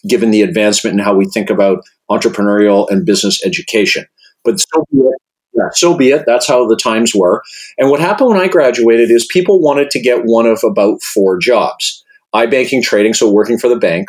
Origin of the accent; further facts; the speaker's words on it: Regina, Saskatchewan, Canada; moved away as an adult; also born or lived in Victoria, British Columbia / Halifax, Nova Scotia; I grew up in Regina, Saskatchewan